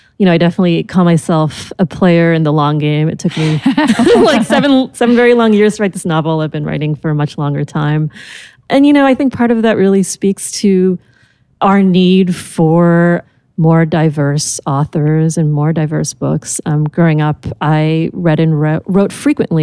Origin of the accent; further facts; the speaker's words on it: United States; as an American